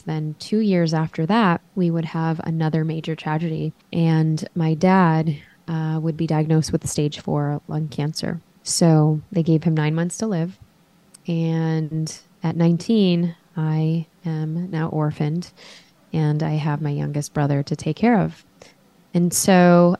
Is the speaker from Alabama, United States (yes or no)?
no; Chicago, Illinois, United States; we grew up in Chicago